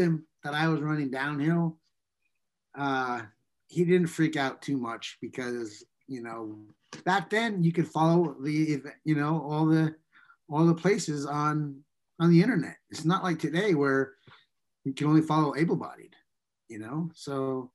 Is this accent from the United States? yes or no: yes; New York, United States; growing up in New York